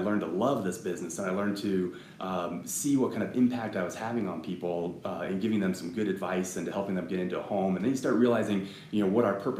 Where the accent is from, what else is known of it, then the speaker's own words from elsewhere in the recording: Woodland Park, Colorado, United States; also born or lived in New York; So I grew up in Woodland Park. Okay. So my parents moved here in 1975 when I was 4 years old. So I've been here a long time.